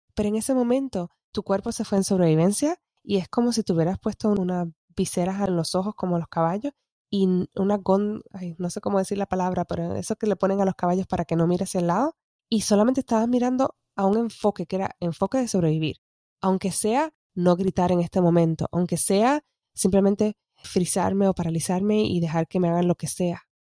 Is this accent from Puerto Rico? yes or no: yes; Puerto Rico; como decimos en Puerto Rico, estoqueado que es stuck